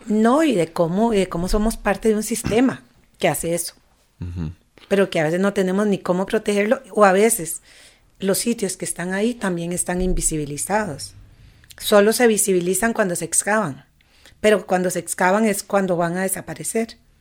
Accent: Costa Rica; moved away as an adult; also born or lived in Barcelona, Spain; yo me fui de Costa Rica. Yo viví 16 años fuera, viví en Barcelona allá mucho tiempo

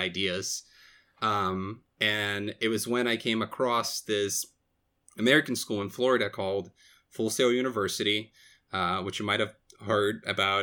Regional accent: Brazil; moved away as an adult; now in United States; I was born and raised in Brazil

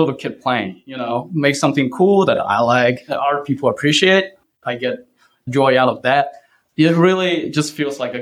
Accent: China; I grew up in China

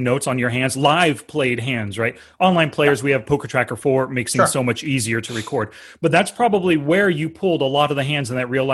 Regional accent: Fresno, California, United States; In my hometown of Fresno

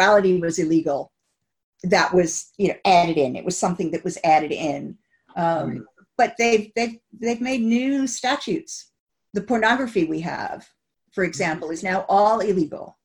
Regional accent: United States; now in United Kingdom; I'm originally from the States

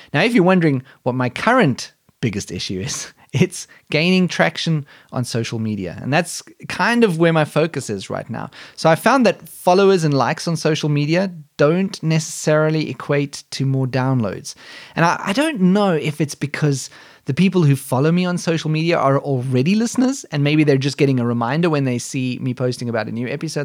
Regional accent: South Africa; now in Germany; I was born in South Africa, but I moved to Germany over a decade ago and have since become a German citizen

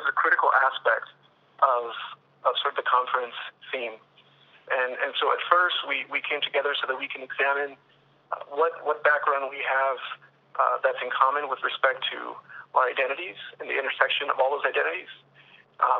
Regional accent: Los Angeles, California, United States; I'm a 1L from Los Angeles, California

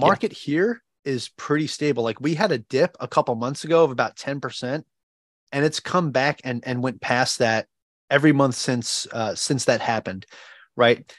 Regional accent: Long Island, New York, United States; moved away as an adult; now in Ewa Beach, United States; I am originally from Long Island, New York.

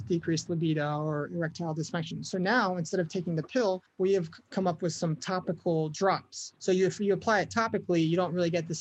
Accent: United States; we're all American, right? We're all proud to be living in this country

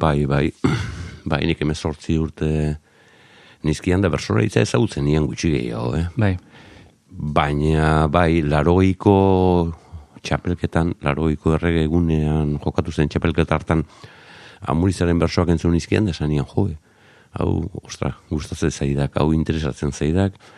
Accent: Zarautz, Basque Country, Spain; also born or lived in Azken Portu; garoako kaletik bai lehen mamis taberna zegoenaren gainean jaiotako nauke

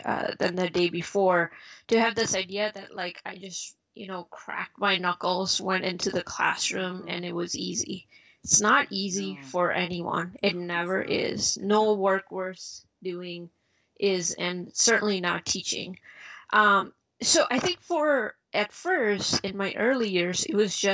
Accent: Chicago, Illinois, United States; also born or lived in India / Philadelphia; I grew up in suburbs of Chicago.

